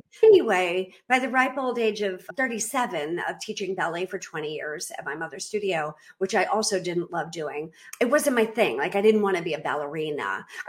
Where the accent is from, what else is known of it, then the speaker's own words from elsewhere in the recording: Boston, Massachusetts, United States; moved away as an adult; now in Belize; I was born and raised in Boston. I do not have an accent. I can fake it if you want me to.